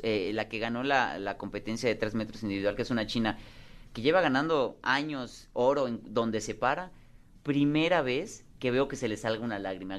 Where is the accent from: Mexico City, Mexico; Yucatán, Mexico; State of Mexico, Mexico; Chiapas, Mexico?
Yucatán, Mexico; Mérida; en Mérida, en Yucatán, que es mi tierra